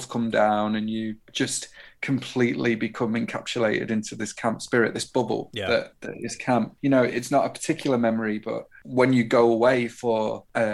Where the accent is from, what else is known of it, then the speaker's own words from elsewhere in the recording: United Kingdom; as a British person